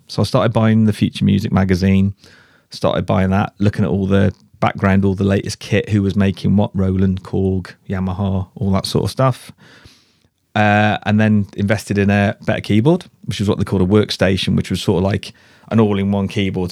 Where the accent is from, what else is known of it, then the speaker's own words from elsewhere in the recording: Shrewsbury, West Midlands, United Kingdom; moved away as an adult; also born or lived in Cardiff / Ipswich; he farmed in Shrewsbury. I grew up there